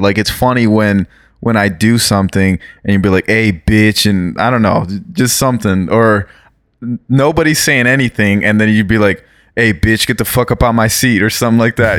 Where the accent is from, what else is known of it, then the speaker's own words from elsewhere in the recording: Brazil; now in United States; I was born in Brazil. Um obviously live in the United States.